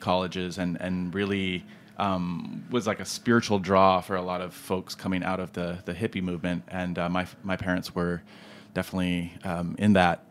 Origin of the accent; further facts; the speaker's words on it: California, United States; now in Brooklyn, United States; I was born in California, which is true.